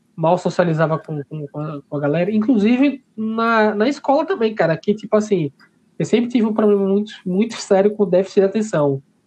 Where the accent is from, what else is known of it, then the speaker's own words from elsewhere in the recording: Maceió, Alagoas, Brazil; da minha terra, né, de Maceió